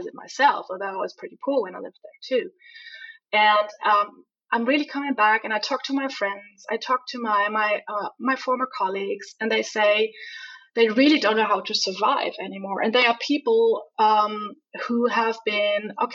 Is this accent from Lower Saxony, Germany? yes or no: no; Hamburg, Germany; moved away as an adult; I'm from Hamburg.